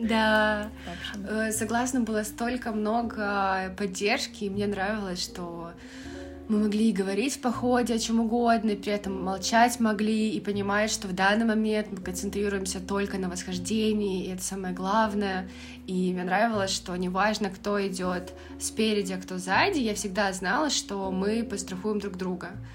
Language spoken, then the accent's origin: Russian; Russia; все очень легко и классно принимали нас и из России